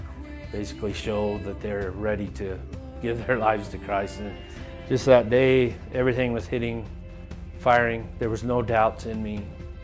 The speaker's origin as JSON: {"language": "English", "town": "Salt Lake City", "region": "Utah", "country": "United States", "tie": "born or raised there", "said": "I was raised here in Salt Lake City. I was raised in an LDS family."}